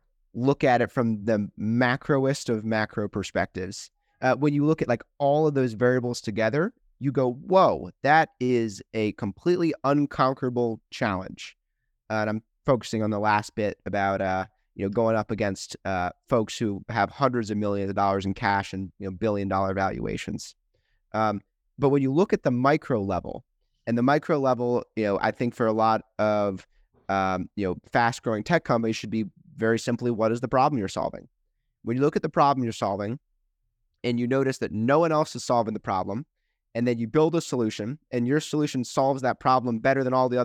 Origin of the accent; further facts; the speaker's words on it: Chevy Chase, Maryland, United States; also born or lived in St. Louis; And I grew up in the Washington, D.C. area, a little suburb called Chevy Chase, sandwiched between Bethesda and Washington, D.C. Came out to St. Louis for school, undergrad at WashU in St. Louis